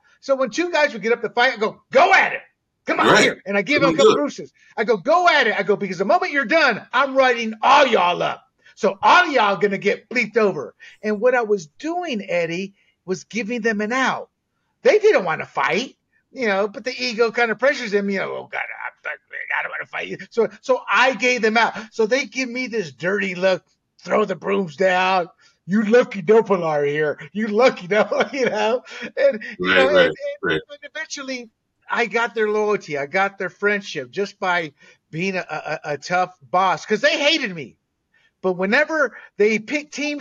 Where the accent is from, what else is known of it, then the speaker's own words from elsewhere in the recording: Panama; also born or lived in Southern United States; now in United States; as a Latino growing up in Panama, then moving to the States in the South, then joining the military